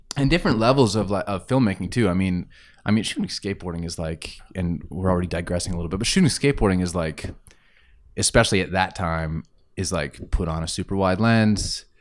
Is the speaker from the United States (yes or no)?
no; Grande Prairie, Alberta, Canada; moved away as an adult; also born or lived in Estevan, Saskatchewan; now in Calgary, Canada; I was born in Saskatchewan. uh, in a town called Estevan, which I've never really been to. Like, I don't really know what it looks like. I just lived there as an infant. Uh, and then I moved to Grand Prairie, and I was there until I was about twenty, twenty-one years old